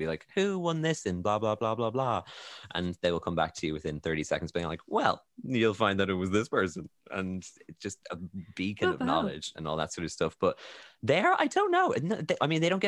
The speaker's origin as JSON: {"language": "English", "country": "Ireland", "said": "I'm Irish"}